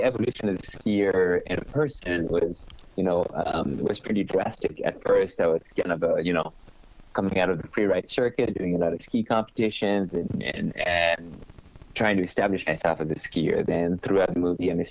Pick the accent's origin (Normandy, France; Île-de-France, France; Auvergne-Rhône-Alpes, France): Normandy, France; I was born in Normandy